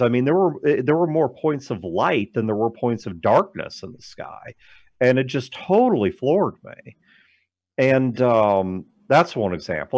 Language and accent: English; St. Louis, Missouri, United States; also born or lived in Kirksville, Missouri; I grew up in the St. Louis metro